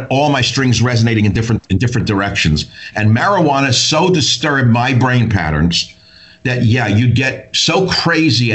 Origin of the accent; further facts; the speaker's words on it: New York, United States; I grew up in New York